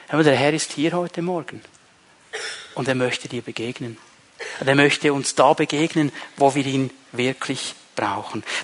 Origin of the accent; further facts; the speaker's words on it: Switzerland; Du kannst sogar als Schweizer kannst du da auf Sozialamt gehen und die werden dir Studentengeld geben